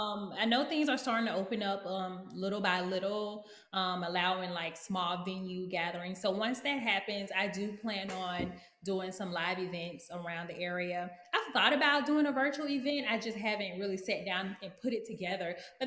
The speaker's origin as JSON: {"language": "English", "region": "Texas", "country": "United States", "said": "I've only been here for about a month and a half, but I come from Texas."}